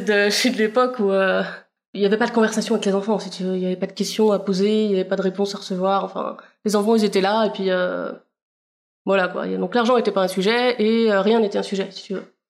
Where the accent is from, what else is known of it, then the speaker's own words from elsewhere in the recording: Pays de la Loire, France; J'ai grandi dans une petite commune euh, entre Guérande et Saint-Nazaire.